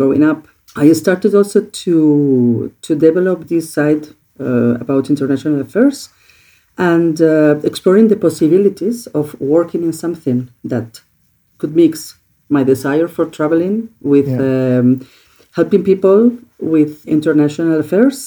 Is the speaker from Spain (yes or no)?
yes; Oviedo, Asturias, Spain; moved away; also born or lived in Catalonia; I was born in Catalonia, not in Asturias, but at the age of two, my parents, because my mother is from the north of Spain, we moved to Oviedo in Asturias. And well, growing up there was interesting